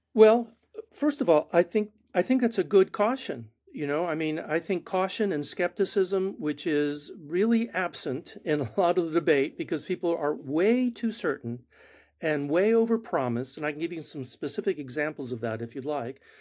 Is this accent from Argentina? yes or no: yes; Argentina; first language Spanish; English is a second language; moved away; Spanish is my first language. I was born in Argentina.